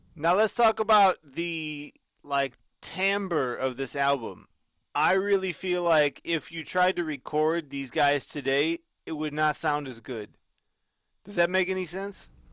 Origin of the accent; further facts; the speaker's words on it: United States; I'm American